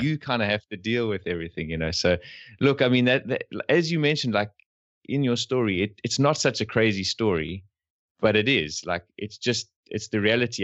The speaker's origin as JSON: {"language": "English", "country": "South Africa", "said": "We're from South Africa"}